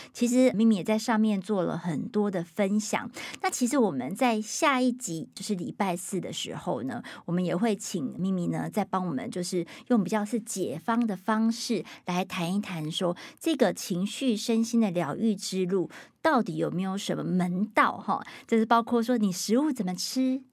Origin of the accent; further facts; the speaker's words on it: Taiwan; 因为我们要都是在台湾，在华人社会长大的